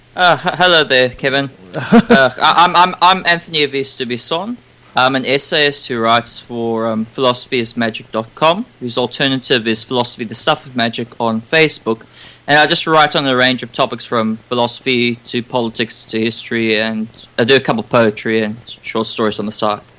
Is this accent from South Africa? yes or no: yes; South Africa; now in Australia; I was born in South Africa